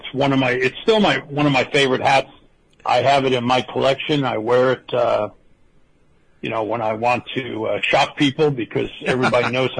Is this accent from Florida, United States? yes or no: yes; Miami Beach, Florida, United States; I grew up in Miami Beach.